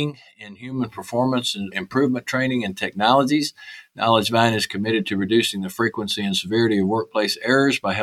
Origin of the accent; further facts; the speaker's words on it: Texas, United States; accent: Texas; my Texas accent